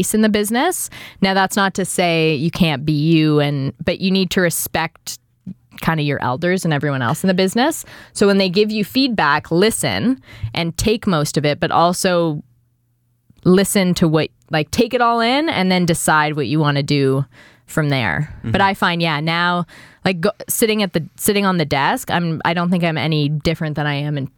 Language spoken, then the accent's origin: English; Toronto, Ontario, Canada; accent: Etobicoke; moved away as an adult; also born or lived in Vancouver / London; now in Toronto, Canada; I'm from Etobicoke. I have an Etobicoke accent.